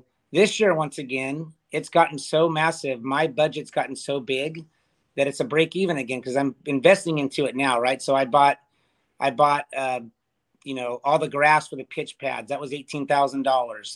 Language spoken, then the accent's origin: English; Ventura, California, United States; I'm from Ventura